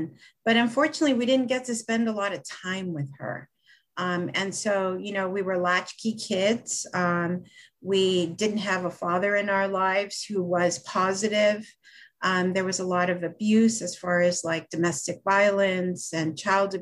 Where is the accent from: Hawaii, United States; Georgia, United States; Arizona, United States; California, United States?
California, United States; Los Angeles; also born or lived in Mexico; We grew up in Los Angeles